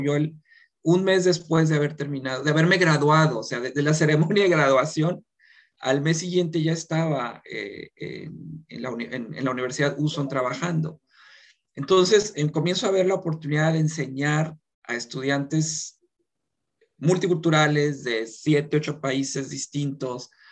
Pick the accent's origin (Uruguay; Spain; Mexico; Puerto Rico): Mexico; moved away as an adult; now in South Korea; como mexicanos